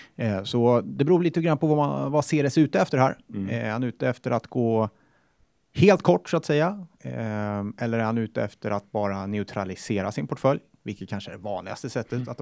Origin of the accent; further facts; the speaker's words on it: Sweden; Jag är svensk.